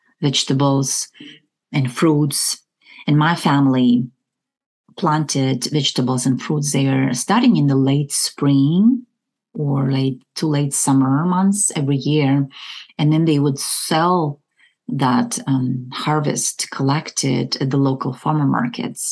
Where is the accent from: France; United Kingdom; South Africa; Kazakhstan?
Kazakhstan; moved away; I was born in the Republic of Kazakhstan, and I was part of USSR at a time